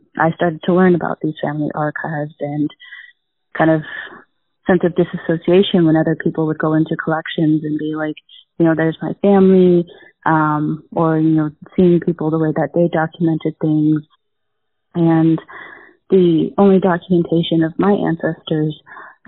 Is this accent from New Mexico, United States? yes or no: yes; Albuquerque, New Mexico, United States; now in Madison, United States; I'm originally from Albuquerque, New Mexico, but currently live in Madison, Wisconsin